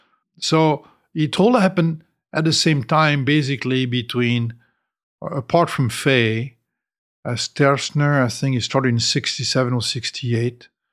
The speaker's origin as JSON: {"language": "English", "town": "Bordeaux", "region": "Nouvelle-Aquitaine", "country": "France", "tie": "born or raised there", "second_language": "English", "said": "since I was born and raised in the Bordeaux area, I was thinking more in terms of red grapes than in terms of white grapes."}